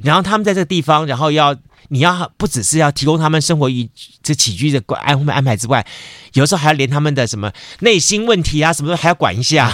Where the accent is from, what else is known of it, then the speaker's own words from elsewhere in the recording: Taiwan; 我们台湾人的视野